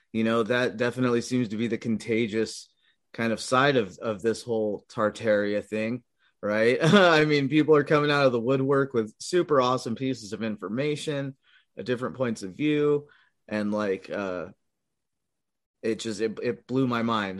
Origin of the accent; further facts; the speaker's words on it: California, United States; moved away as an adult; also born or lived in Midwest; I was born and raised in California for like twenty-five years